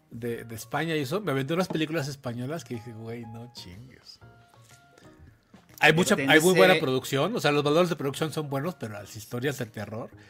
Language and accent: Spanish; Mexico City, Mexico; soy de Azcapolanco, de ahí soy.